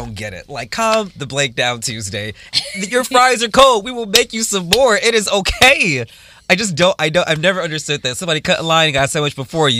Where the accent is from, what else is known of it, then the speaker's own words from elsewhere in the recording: Toledo, Ohio, United States; moved away; also born or lived in London; I'm like Toledo.